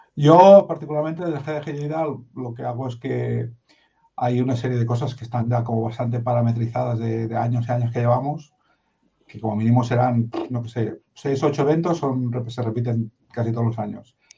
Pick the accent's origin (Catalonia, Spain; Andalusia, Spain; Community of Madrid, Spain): Community of Madrid, Spain; Madrid; Yo tengo la mitad de sangre de Jaén, aunque no me parezca la mitad de Barcelona. Y, y nací en Madrid, para acabar de cuadrarlo todo